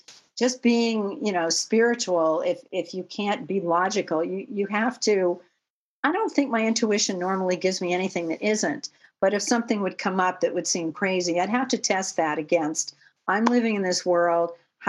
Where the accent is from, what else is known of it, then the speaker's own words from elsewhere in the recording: Manhattan, New York, United States; born there; I was born in Manhattan